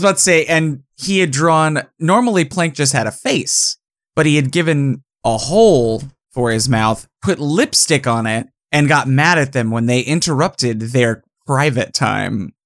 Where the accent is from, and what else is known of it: Manhattan, Kansas, United States; born or raised there; moved away